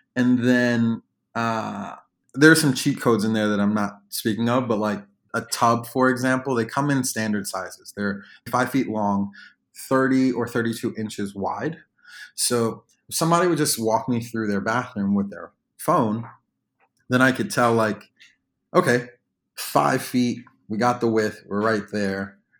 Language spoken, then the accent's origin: English; New York, United States; moved away as an adult; now in Washington, D.C. area, United States; I'm originally from New York, but I moved to the D M V. uh, to go to the University of Maryland